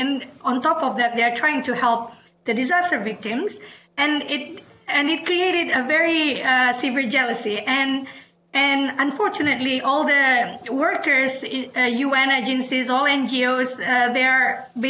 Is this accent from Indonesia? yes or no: yes; Aceh, Indonesia; now in Washington, D.C., United States; I come from Aceh, where the tsunami, the Indian Ocean tsunami in 2004 hit. As an Acehese, I lived through the conflict